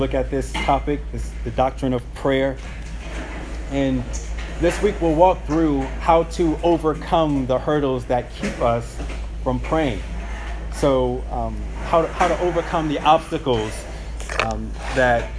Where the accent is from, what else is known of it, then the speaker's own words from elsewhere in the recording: St. Petersburg, Florida, United States; growing up in South St. Pete, my parents used to have these prayer meetings at the house